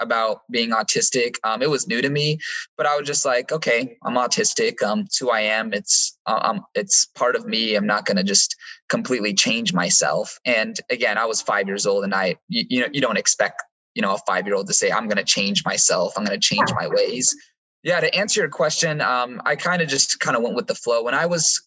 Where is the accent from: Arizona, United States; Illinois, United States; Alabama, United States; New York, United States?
Arizona, United States; Chandler; now in Spokane, United States; I was born on July 11th, 2000 at Phoenix, Arizona. It's specifically, though, in Chandler, Arizona